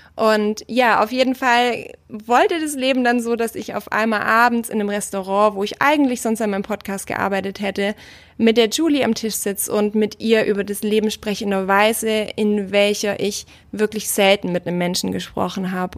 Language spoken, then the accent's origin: German; Germany; als Deutscher